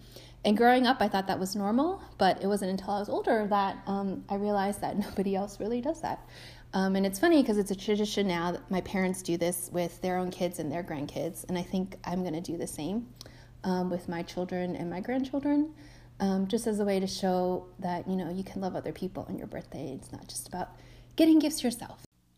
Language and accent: English; United States; Growing up in the States as a kid, I think my idea of a grandmother was this soft, kind, super sweet lady who would bake you cookies and cake and tell you that everything was okay.